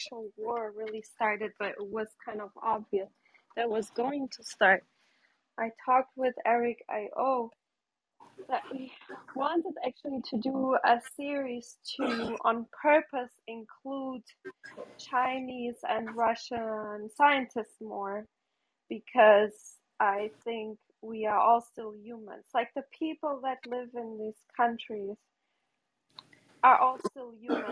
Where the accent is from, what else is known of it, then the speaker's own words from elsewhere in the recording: Germany; I grew up in Germany